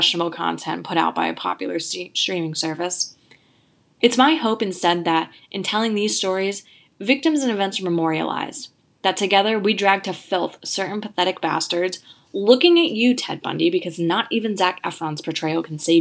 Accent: Providence, Rhode Island, United States; moved away as an adult; also born or lived in East Coast; in my hometown of Providence, Rhode Island

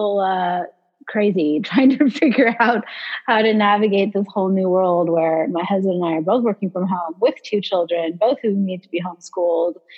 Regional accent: Atherton, California, United States; moved away as an adult; now in Los Angeles, United States; I'm originally from San Francisco Bay Area. I grew up in a town called Atherton, which is in the suburbs of San Francisco, kind of near Stanford University

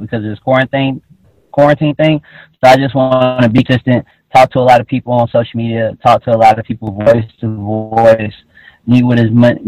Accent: Atlanta, Georgia, United States; I'm 25. I grew up in Atlanta, Georgia, in a neighborhood called Joyland

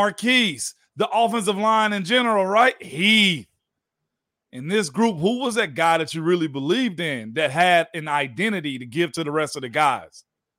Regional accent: Georgia, United States; Heck, well, I'm from Georgia. That's what we do.

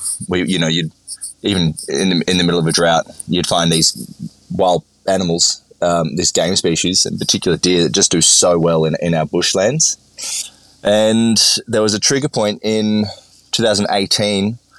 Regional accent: Victoria, Australia; So I grew up in the country. I grew up in the Upper Murray, so very top of the Murray River

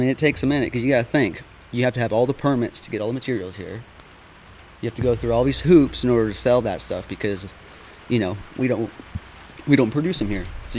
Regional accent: Palmer, Alaska, United States; now in North Carolina, United States; up in Alaska, man, you know, I was born and raised in Palmer, Matsuboro, which is about 60 miles north of Anchorage. You know, I've lived throughout other little cities and stuff in between.

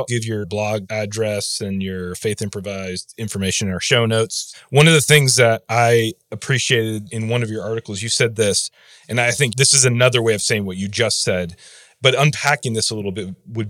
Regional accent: Grand Rapids, Michigan, United States; I grew up in Grand Rapids in a fairly conservative white space.

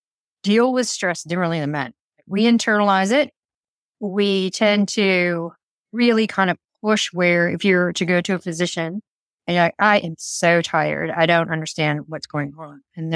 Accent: San Francisco, California, United States; now in Mount Maunganui, New Zealand; I'm originally an army brat from the US, but I say San Francisco is home because that's where I kind of ended up after we came back from traveling Europe and stuff. But I currently live in Mount Maunganui.

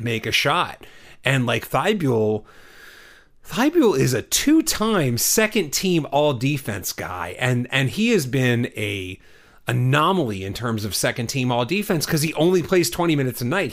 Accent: Texas, United States; I grew up in Texas

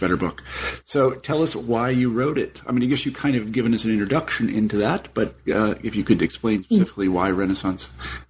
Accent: Kansas, United States; I'm from Kansas.

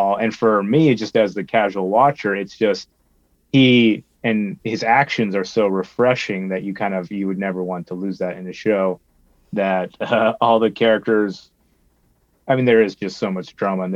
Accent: Texas Panhandle, United States; now in New York, United States; as a good Christian boy growing up in Texas Panhandle

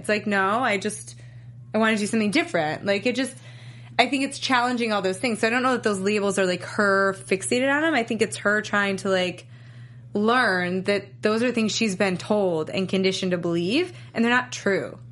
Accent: New York, United States; I grew up in New York, so I used to go camping a lot

